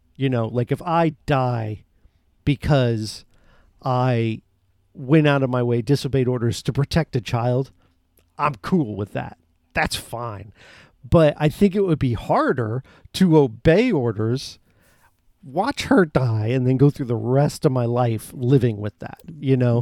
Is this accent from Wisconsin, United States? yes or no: no; Florida, United States; I love the state I'm in and have been born and raised in. Florida is my home.